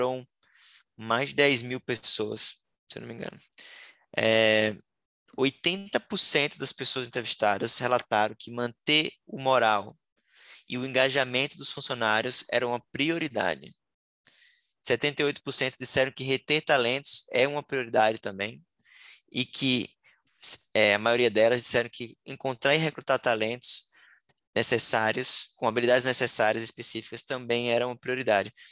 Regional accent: Northeast Region, Brazil; Eu, como nordestino, né? lembro agora do São João

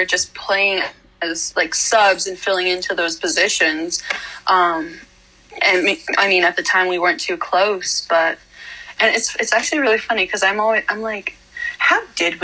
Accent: East Hartford, Connecticut, United States; I was born and raised in East Hartford, Connecticut

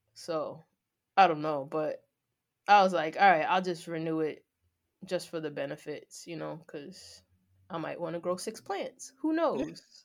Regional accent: Long Island, New York, United States; I'm from Long Island

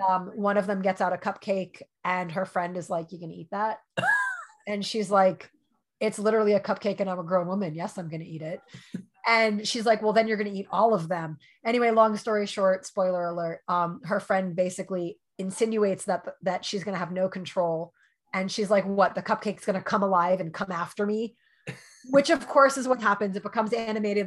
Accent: New York, United States; I grew up in New York. I did not grow up in LA.

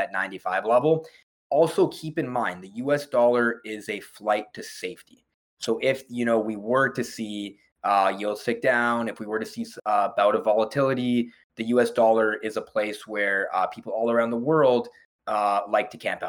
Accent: Canada; as Canadian investors

